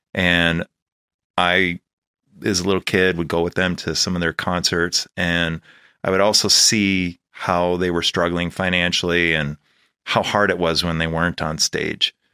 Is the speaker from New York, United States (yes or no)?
no; Los Angeles, California, United States; also born or lived in Chicago / Valley Village; I was born here in Panorama City, and my family lived here